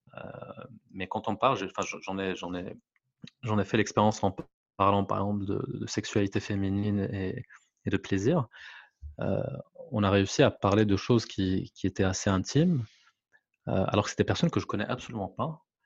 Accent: Morocco; French is a second language; moved away; je suis marocain, je vis à l'étranger

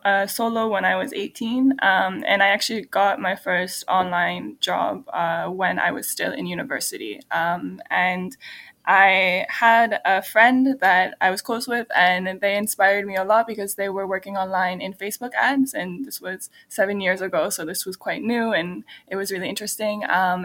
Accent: Canada; Since I'm Canadian, I'm only allowed in Europe for 3 months without a visa.

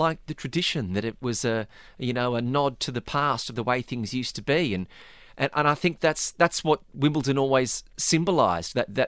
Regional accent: Australia; As an Australian, Paul, I know what it's like.

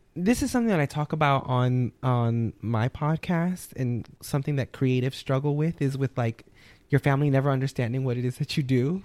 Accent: New Orleans, Louisiana, United States; moved away; I'm born and raised in New Orleans, Louisiana

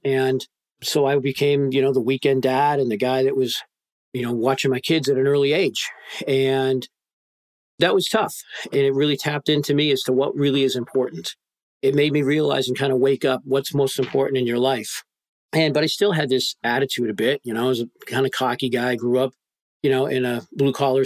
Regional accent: just north of Boston, Massachusetts, United States; I was born in the Northeast, just outside of Boston, Massachusetts, just north of there

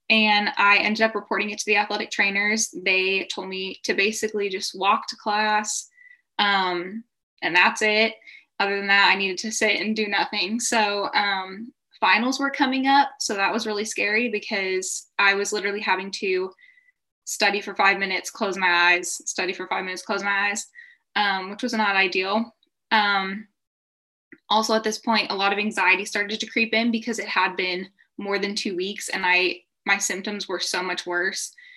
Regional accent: Texas, United States; I'm from Texas in the US

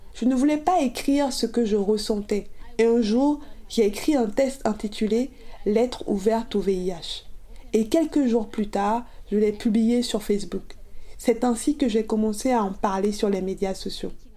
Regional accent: South Africa; Je suis originaire d'Afrique du Sud

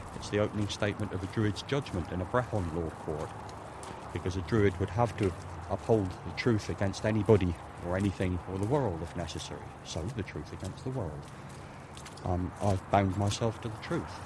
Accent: Cornwall, South West England, United Kingdom; moved away as an adult; now in Ireland; I'm a Cornishman. I'm not English. I came over from Cornwall about 12 years ago

